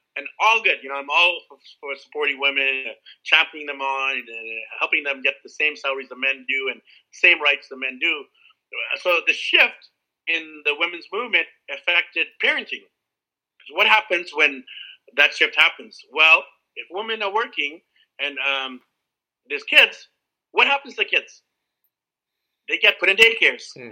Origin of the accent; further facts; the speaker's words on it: Vancouver, British Columbia, Canada; moved away as an adult; I started in Vancouver, where I'm from